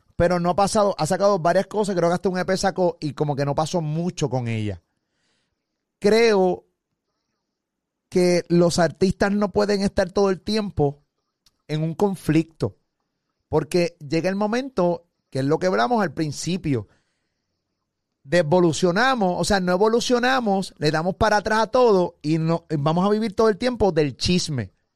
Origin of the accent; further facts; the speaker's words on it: Puerto Rico; yo hablo de Puerto Rico, que soy de aquí